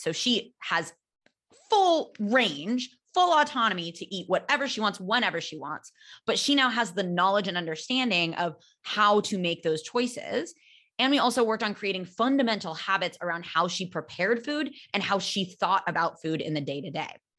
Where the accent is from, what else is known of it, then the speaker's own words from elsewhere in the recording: California, United States; now in Barcelona, Spain; I am American. I'm from California